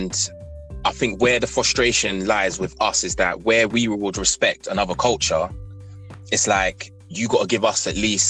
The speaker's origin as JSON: {"language": "English", "region": "London", "country": "United Kingdom", "tie": "born or raised there", "said": "growing up in London"}